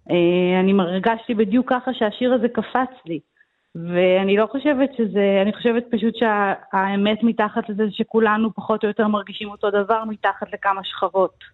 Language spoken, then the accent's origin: Hebrew; Herzliya, Central District, Israel; also born or lived in United States; כי עברנו הרבה פעמים דירה, נולדתי בכלל בארצות הברית. אבל אה, החל מגיל חמש עד גיל ארבע עשרה בערך גרנו בנווה עמל הרצליה, היה לנו בית קטן בנווה עמל עם חצר גדולה.